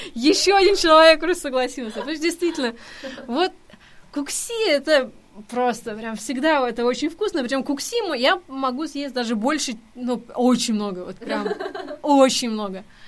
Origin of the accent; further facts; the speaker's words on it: Tomsk, Tomsk Oblast, Russia; moved away; я же из Сибири, и у нас очень много корейцев. Тем более, что вообще в Томске очень много университетов